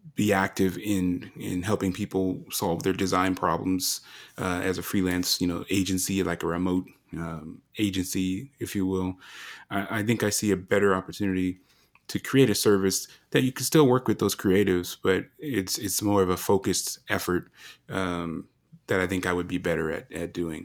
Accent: Colorado, United States; moved away as an adult; also born or lived in Japan; to come to Colorado, you know, my home state

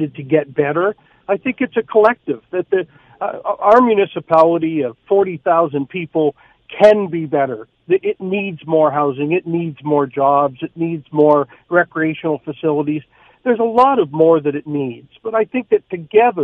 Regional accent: St. Thomas, Ontario, Canada; my hometown, St. Thomas, Ontario.

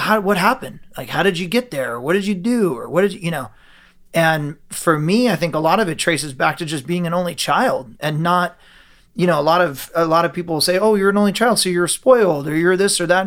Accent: Ventura, California, United States; I was born and raised in Ventura, if you're not familiar, just about 30 minutes south of Santa Barbara, like a sleepy coastal surf town

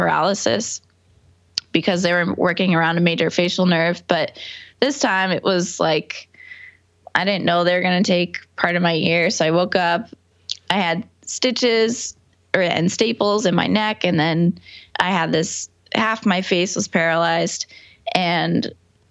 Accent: New York, United States; also born or lived in Boston; I'm from New York. Okay. About an hour north of the city, and then I went to school in Boston.

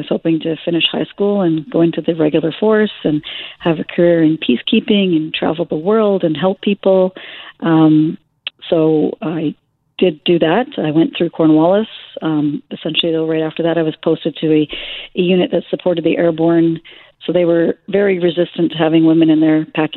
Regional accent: Fraser Valley, British Columbia, Canada; now in Kingston, Canada; I grew up in the Fraser Valley

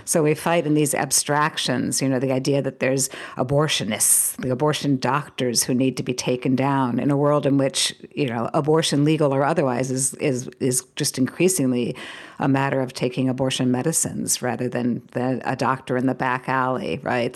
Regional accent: United States; an American living in this moment

